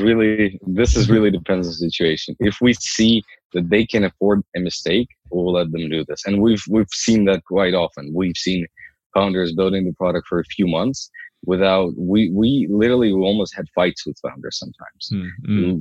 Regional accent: Ukraine; moved away as an adult; also born or lived in Toronto, Canada; now in Canada; I'm I'm originally from Ukraine. I came here what seven years ago

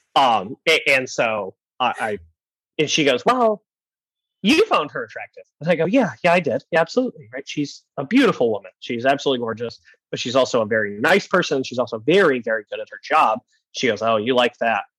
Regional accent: Michigan, United States; moved away; in Michigan, middle of nowhere, because I am from Michigan

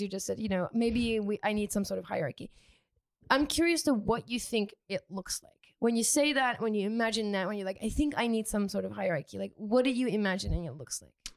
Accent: United Kingdom; I'm British, so I say fancy

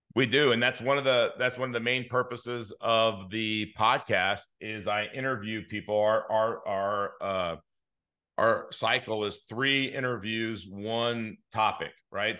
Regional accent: Inglewood, California, United States; I grew up in Inglewood

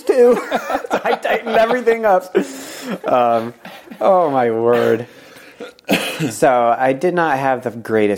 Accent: United States; I'm an American

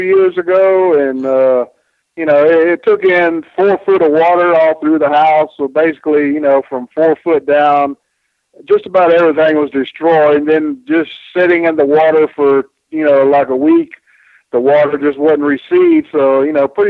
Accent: Spartanburg, South Carolina, United States; my little town in Spartanburg, South Carolina, you know, and I grew up on Mid-Atlantic Championship Wrestling

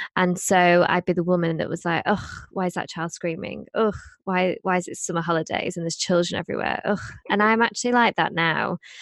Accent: Blackpool, North West England, United Kingdom; I grew up in Blackpool

